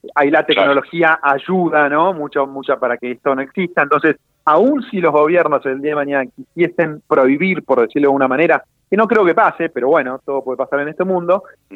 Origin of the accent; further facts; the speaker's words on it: Argentina; los argentinos eh, en su mayoría tenemos ideas erróneas